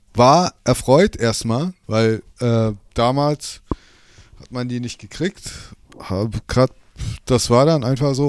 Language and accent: German; Berlin, Germany; da, wo ich herkomme, aus Berlin